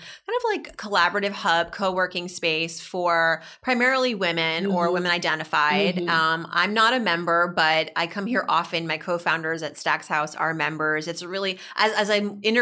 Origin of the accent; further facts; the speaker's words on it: Massachusetts, United States; school cafeteria growing up in Massachusetts